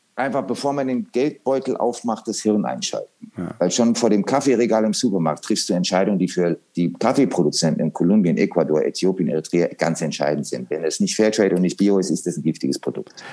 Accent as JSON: {"language": "German", "country": "Germany", "tie": "born or raised there", "also_born_or_lived": "Pittsburgh, Pennsylvania, United States", "said": "bin dann natürlich nach Deutschland, habe dann schreckliches Schulenglisch gelernt"}